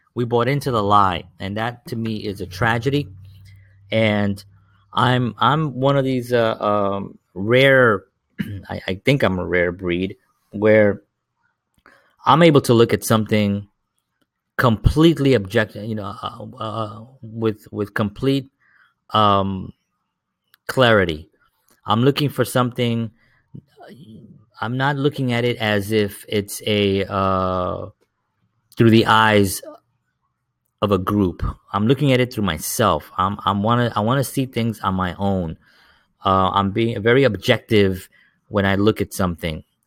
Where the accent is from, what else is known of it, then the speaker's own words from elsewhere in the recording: New York City, New York, United States; I grew up in the South Bronx.